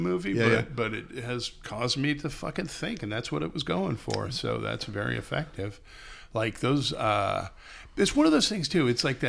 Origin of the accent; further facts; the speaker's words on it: United States; As an American moviegoer